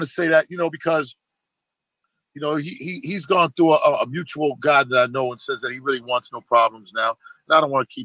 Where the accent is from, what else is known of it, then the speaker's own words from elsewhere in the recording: Boston, Massachusetts, United States; I come from Boston, very racist city